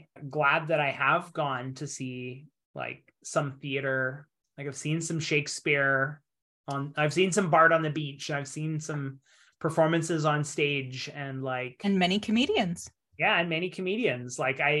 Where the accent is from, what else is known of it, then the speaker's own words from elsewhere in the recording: Canada; now in Japan; as a Canadian in Japan